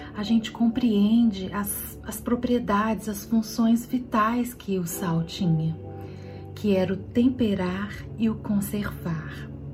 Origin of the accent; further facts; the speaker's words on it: Minas Gerais, Brazil; como boa mineira